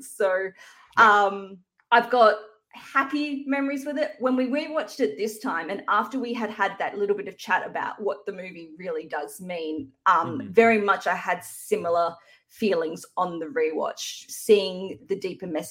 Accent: Australia; being an Australian

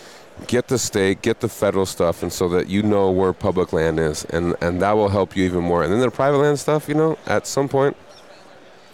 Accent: Montana, United States; in my home state of Montana, I grew up there

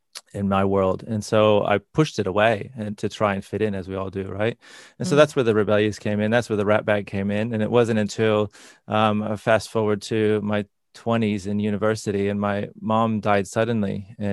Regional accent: Indiana, United States; I grew up in Northern Indiana, so in the middle of America.

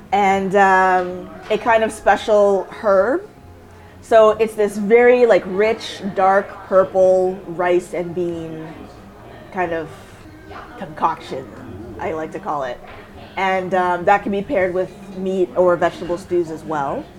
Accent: Canada; also born or lived in Windsor, Ontario; I never even really felt separate from being Canadian.

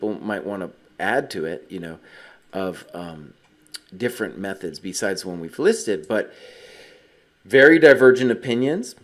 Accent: United States; Growing up in America

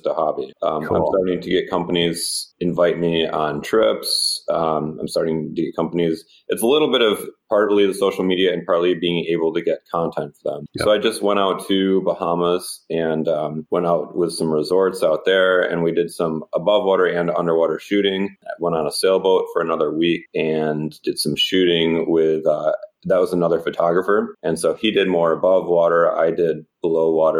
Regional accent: Michigan, United States; moved away; I'm from Michigan originally. So I did grow up in essentially next to one of the biggest freshwater bodies out there

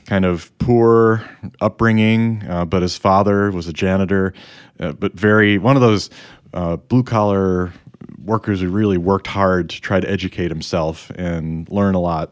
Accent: Chicago, Illinois, United States; I grew up in the Chicago area

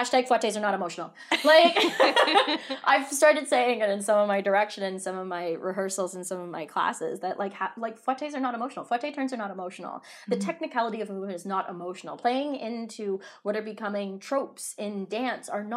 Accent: Toronto, Ontario, Canada; I'm from Toronto

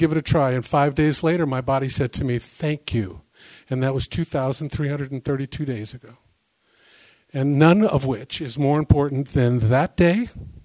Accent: the Bay Area, California, United States; now in Discovery Bay, United States; I live in Discovery Bay. I come from the Bay Area

